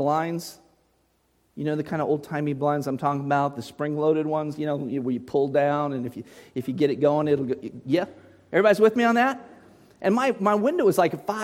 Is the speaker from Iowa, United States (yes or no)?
no; Muncie, Indiana, United States; I was just a little boy in Muncie, Indiana, growing up in that repeatedly haunted house